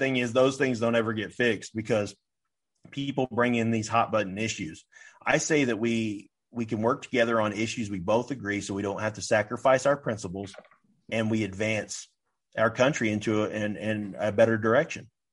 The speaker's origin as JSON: {"language": "English", "country": "United States"}